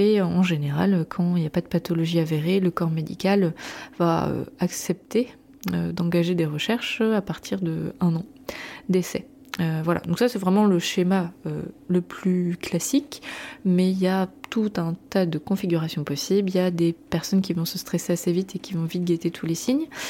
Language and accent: French; Brittany, France; en tant que bretonne